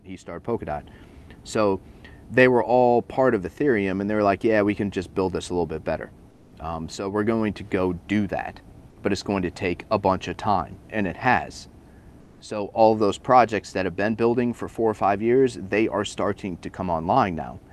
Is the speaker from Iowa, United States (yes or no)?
yes; Sioux City, Iowa, United States; moved away; I'm from Sioux City, Iowa